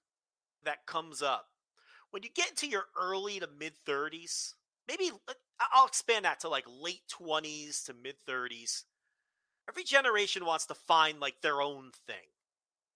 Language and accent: English; Northeast, United States; born or raised there